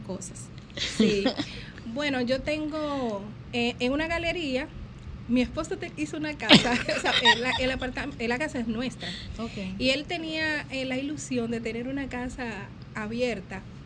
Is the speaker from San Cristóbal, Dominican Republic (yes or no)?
yes; Villa Altagracia, San Cristóbal, Dominican Republic; de mi pueblo, Villa Altagracia